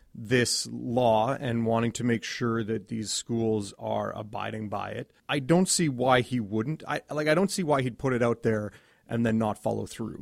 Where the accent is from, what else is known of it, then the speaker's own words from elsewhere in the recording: Edmonton, Alberta, Canada; I grew up in Edmonton